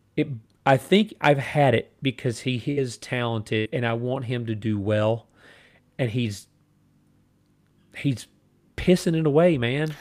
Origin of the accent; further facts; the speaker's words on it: United States; as a mi-, American